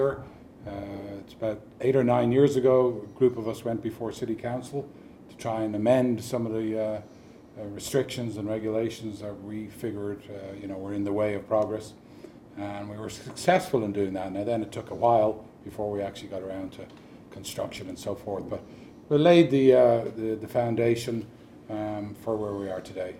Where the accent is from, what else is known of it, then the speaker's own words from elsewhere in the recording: Dublin, Leinster, Ireland; now in Park Ridge, United States; I was born in Dublin, Ireland. I moved to Park Ridge in 1997.